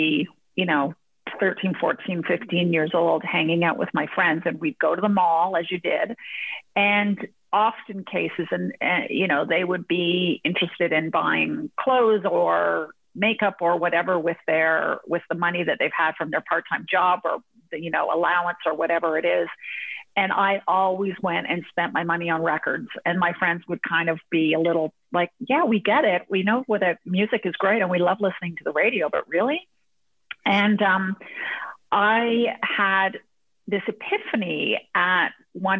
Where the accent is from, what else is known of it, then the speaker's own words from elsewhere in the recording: Hamilton, Ontario, Canada; moved away as an adult; also born or lived in Toronto / United Kingdom / London; now in United States; I'm actually from Hamilton. I was born in Hamilton.